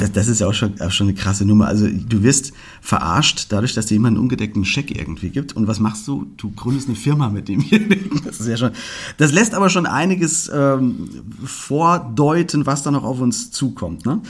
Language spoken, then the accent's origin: German; Fulda, Hesse, Germany; hier bei uns in Fulga